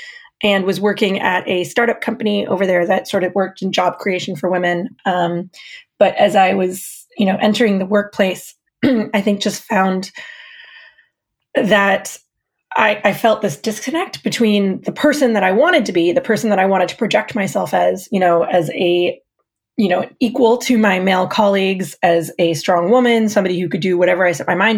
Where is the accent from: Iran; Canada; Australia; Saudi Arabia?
Saudi Arabia; accent: American; moved away as an adult; now in United States; My accent gives me away. I am American. I have an American passport, and my parents are American. But I was born and raised in Saudi Arabia.